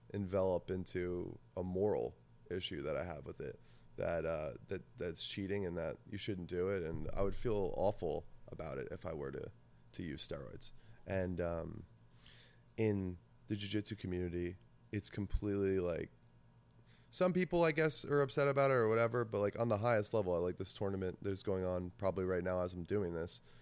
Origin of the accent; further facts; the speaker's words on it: New Jersey, United States; I grew up in New Jersey I still live in New Jersey